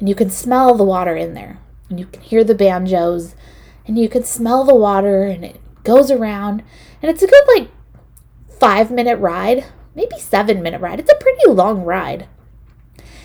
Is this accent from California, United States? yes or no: yes; Newark, California, United States; I'm from Newark, California, and my parents enrolled me in a little program that Newark Days used to put on.